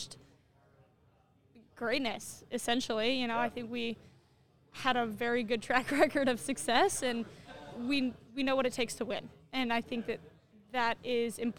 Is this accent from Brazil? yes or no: no; Denver, Colorado, United States; now in Kansas City, United States; I am from Denver, Colorado